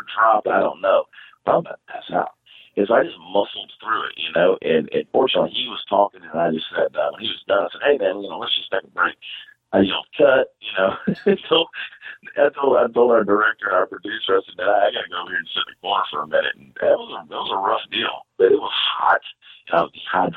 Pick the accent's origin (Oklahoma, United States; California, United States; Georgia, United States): Georgia, United States; Augusta; now in Texas, United States; I'm originally from Augusta, Georgia